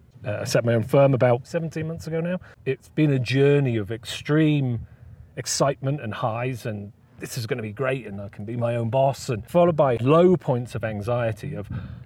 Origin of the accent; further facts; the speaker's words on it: United Kingdom; As a Brit